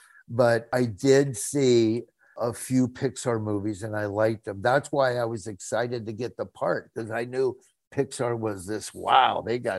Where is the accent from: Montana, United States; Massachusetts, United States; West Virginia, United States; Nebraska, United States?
Nebraska, United States; also born or lived in Florida; because I lived in Florida. I moved from Nebraska to Florida.